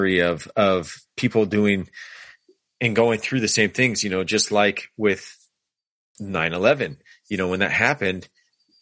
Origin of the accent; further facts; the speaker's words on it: California, United States; here in Southern California, we don't, you know, yeah, we're Californians